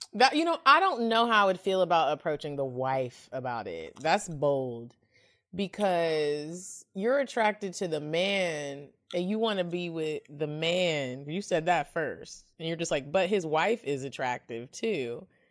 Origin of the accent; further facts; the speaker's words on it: Dallas, Texas, United States; I'm from Dallas